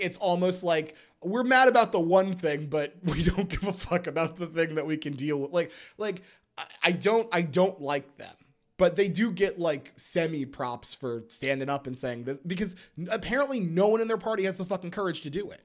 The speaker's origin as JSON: {"language": "English", "country": "United States", "said": "we as an American people"}